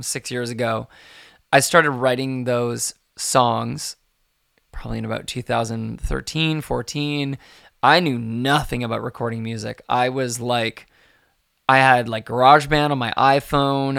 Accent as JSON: {"language": "English", "town": "Victoria", "region": "British Columbia", "country": "Canada", "tie": "born or raised there", "also_born_or_lived": "Ottawa", "said": "when I was really young, um, we moved across Canada from Ottawa to, to Victoria"}